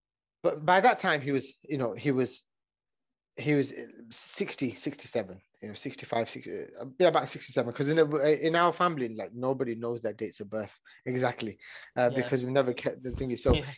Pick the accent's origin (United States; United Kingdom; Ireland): United Kingdom; Oldham, North West England; Yeah. Yeah, Oldham, just outside of Manchester.